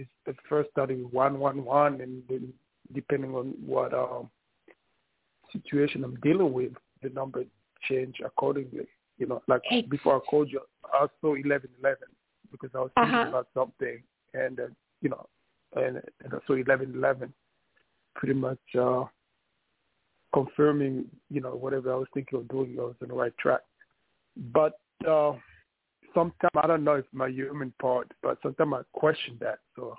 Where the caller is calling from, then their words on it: New York City, New York, United States; New York City.